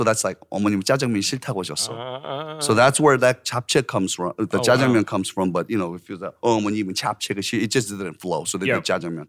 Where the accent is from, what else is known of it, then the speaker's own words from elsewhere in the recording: Orange County, California, United States; moved away as an adult; also born or lived in Seongbuk-dong, Seoul, South Korea; now in South Korea; I grew up in Orange County, and in Orange County is vastly white population